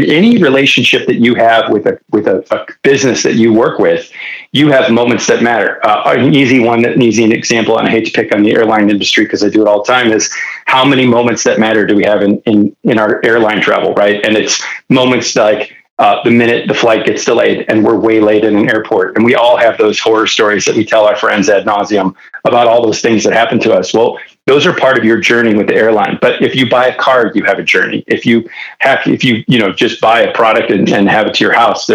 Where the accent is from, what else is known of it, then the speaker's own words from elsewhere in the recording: Detroit, Michigan, United States; now in California, United States; before I moved to California, I was born and raised in Detroit